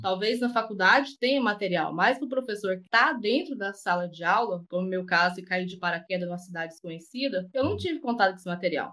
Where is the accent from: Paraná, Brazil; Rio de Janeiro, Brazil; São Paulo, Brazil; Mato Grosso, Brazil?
Mato Grosso, Brazil; Rondonópolis; now in Jataí, Brazil; eu sou de Rondonópolis, eu sou do Mato Grosso